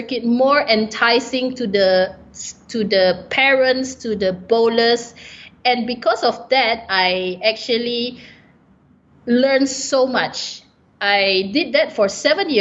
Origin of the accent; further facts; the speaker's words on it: Malaysia; I'm a Malaysian